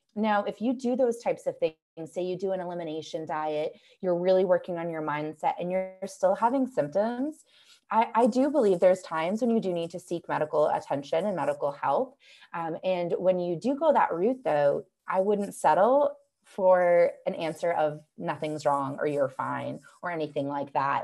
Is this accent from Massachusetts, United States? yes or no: yes; just outside of Boston, Massachusetts, United States; now in Asheville, United States; I grew up just outside of Boston